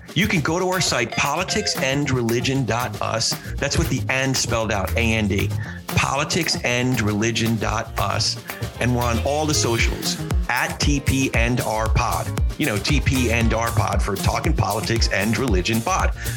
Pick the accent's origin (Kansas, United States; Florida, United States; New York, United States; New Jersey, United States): New Jersey, United States; I'm from Jersey